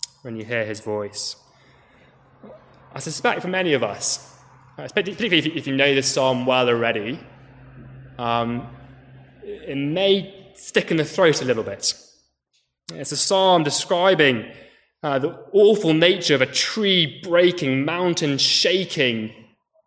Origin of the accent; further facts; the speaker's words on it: United Kingdom; as British people